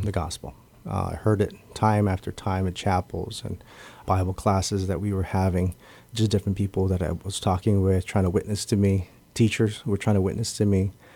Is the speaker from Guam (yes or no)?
yes; Guam; I was born and raised here on Guam